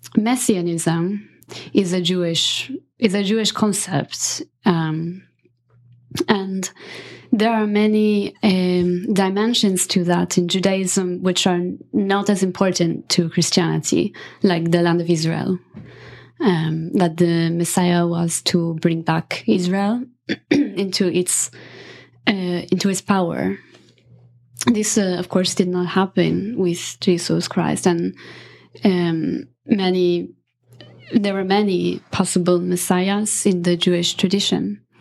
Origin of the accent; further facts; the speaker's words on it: Italy; Yeah. It was a matriarchy for sure.